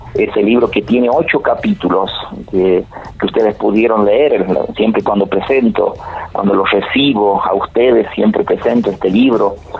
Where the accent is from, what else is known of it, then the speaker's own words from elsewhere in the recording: Vinchina, La Rioja, Argentina; en mi pueblo Vinchina